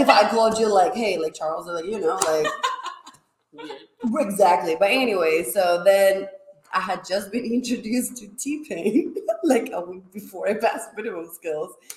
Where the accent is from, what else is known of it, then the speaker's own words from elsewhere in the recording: Spain; now in Austin, United States; I'm from Spain, in case you was wondering where the accent was coming from.